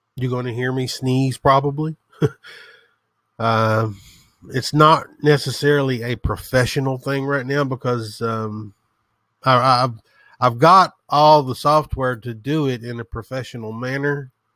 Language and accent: English; the South, United States; as you can tell from the sound of my voice, I am from the South. I'm a hillbilly, proud of it